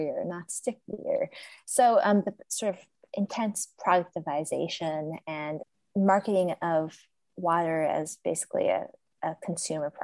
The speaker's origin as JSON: {"language": "English", "region": "Colorado", "country": "United States", "also_born_or_lived": "California", "said": "I'm from Colorado. I was born in California and I've spent a lot of time there, lived there sometimes over the course of my life"}